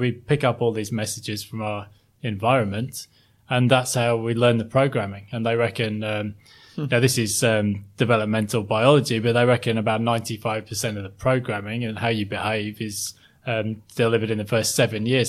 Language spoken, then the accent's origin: English; Sheffield, Yorkshire and the Humber, United Kingdom; moved away as an adult; now in Sydney, Australia; I grew up in, um, South Yorkshire, a place called Sheffield